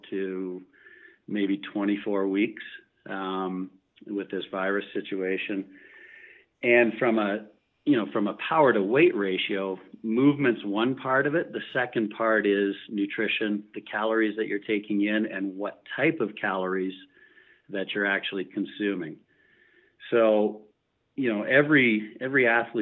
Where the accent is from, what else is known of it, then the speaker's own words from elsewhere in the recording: Canada; We're from Canada.